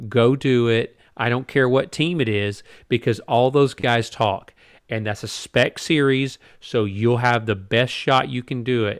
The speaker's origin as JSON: {"language": "English", "country": "United States", "said": "as Americans, as American fans"}